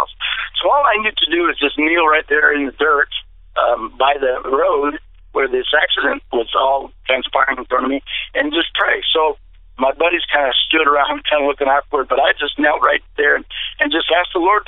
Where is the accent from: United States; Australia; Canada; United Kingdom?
United States; DeFuniak Springs, Florida; back to my hometown in Dufuniac Springs, Florida